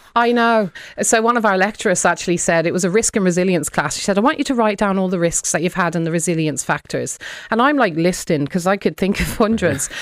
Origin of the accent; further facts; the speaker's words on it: United Kingdom; I was in the U K